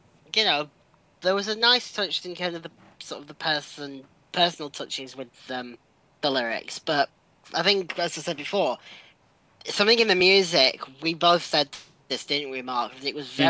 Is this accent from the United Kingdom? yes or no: yes; England, United Kingdom; we, as the English